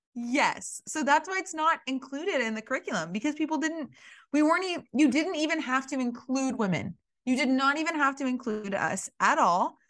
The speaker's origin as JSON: {"language": "English", "region": "Alabama", "country": "United States", "tie": "born or raised there", "said": "I grew up in Alabama"}